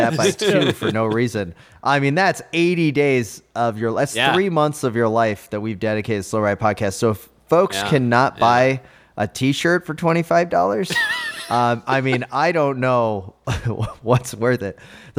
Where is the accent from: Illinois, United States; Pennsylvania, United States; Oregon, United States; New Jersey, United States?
New Jersey, United States; accent: Jersey Shore; I'm from the Jersey Shore.